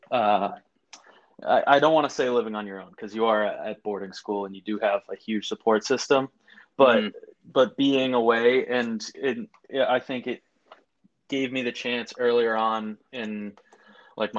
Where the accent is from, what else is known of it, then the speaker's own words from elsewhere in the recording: outside of Boston, Massachusetts, United States; now in Brooklyn, United States; I was born or raised outside of Boston.